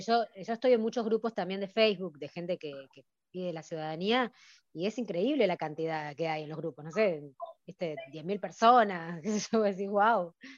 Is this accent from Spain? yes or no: no; Argentina; los argentinos